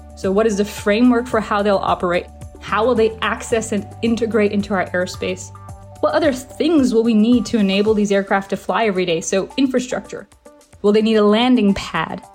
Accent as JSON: {"language": "English", "town": "Hounslow", "region": "London", "country": "United Kingdom", "tie": "born or raised there", "said": "I grew up in Hounslow, United Kingdom, just outside of London, about 30 minutes outside of London"}